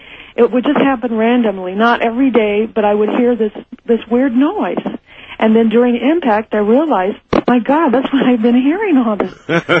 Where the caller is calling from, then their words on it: Los Angeles, California, United States; I'm from Los Angeles.